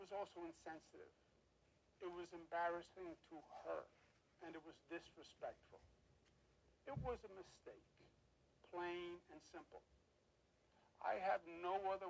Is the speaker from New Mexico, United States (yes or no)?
no; New York, United States; I am a New Yorker, born and bred